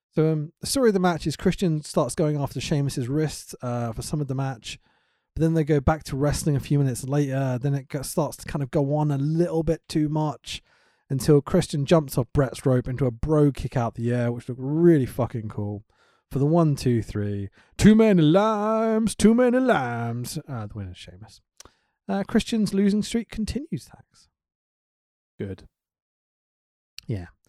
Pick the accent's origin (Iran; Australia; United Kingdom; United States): United Kingdom; I'm British